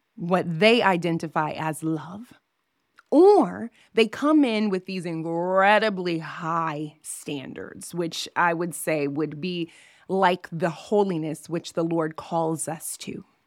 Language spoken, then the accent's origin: English; Southern Illinois, United States; moved away as an adult; now in Las Vegas, United States; I am from Southern Illinois.